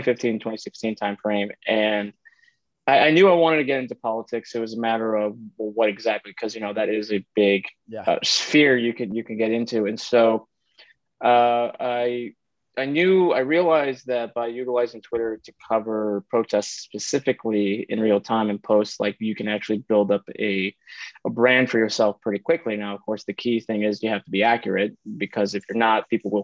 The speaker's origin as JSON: {"language": "English", "region": "Illinois", "country": "United States", "tie": "born or raised there", "moved": "yes", "said": "moving back to Illinois, which is my home state"}